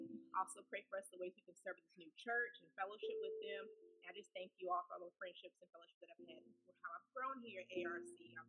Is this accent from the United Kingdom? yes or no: no; Miami, Florida, United States; also born or lived in Washington, D.C.; now in Houston, United States; I'm from Miami originally, but Houston has become home to me. There's always a soft spot for D.C., but Houston is home now.